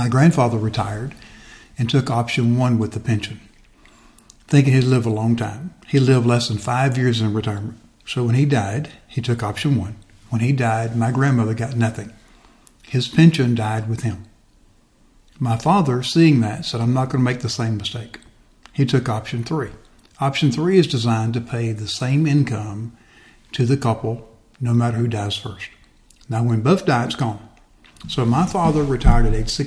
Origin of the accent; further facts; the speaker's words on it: Westville, Florida, United States; I grew up over in West Florida, a little town called Westville